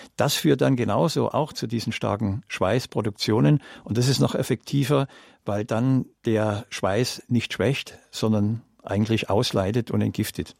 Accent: Germany; bei uns in Deutschland

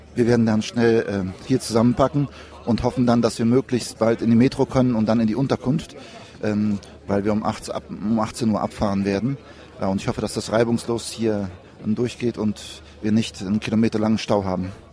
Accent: Cologne, North Rhine-Westphalia, Germany; wir kommen ja aus Köln

